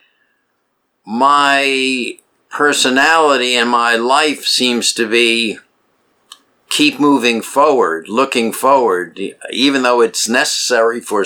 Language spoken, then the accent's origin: English; New York City, New York, United States; I grew up in New York City